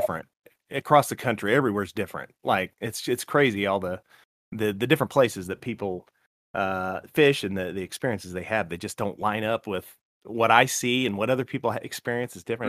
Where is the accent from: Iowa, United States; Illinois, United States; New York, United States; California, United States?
Illinois, United States; Morton; now in Indiana, United States; there was a pond down the street from my house called Birchwood Park Pond in Morton, Illinois, small town